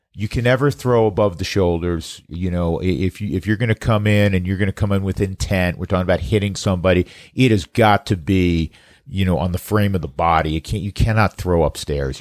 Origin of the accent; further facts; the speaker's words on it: the East, East Coast, United States; now in Colorado, United States; I grew up in the East.